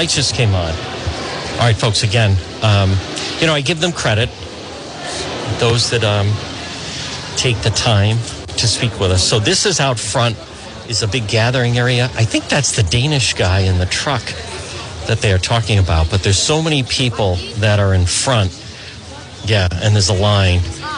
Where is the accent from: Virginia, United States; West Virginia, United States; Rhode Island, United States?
Rhode Island, United States; I'm from Rhode Island